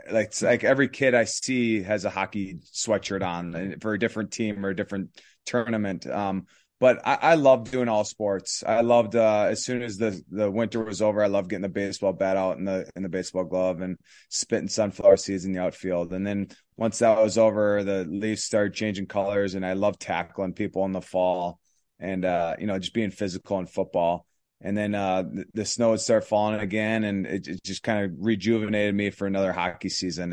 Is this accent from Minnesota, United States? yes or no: yes; Elk River, Minnesota, United States; also born or lived in Plymouth, Minnesota; from Elk River, Minnesota. Um, kinda born and raised